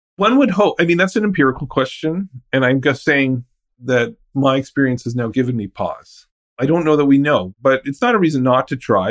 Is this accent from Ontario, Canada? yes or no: yes; outside Ottawa, Ontario, Canada; I'm from outside Ottawa